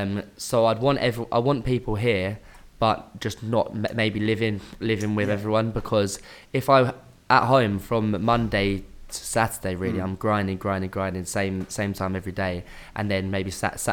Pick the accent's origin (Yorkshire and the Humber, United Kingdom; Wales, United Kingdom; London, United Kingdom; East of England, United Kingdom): East of England, United Kingdom; Hertfordshire; moved away; I'm originally from Hertfordshire, near Hertfordshire, yeah.